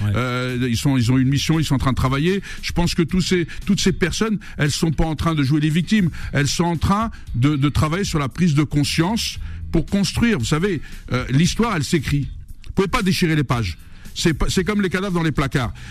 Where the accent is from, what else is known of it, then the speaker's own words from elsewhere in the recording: Algeria; now in France; J'aime mon pays, je défends l'intégrité d'Algérie, je défends ma culture amazir